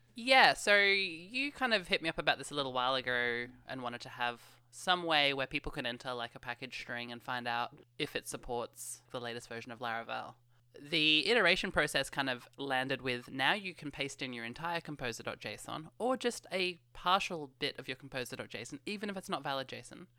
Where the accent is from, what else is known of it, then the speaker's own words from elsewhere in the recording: Australia; I never actually say g'day in real life. In Australia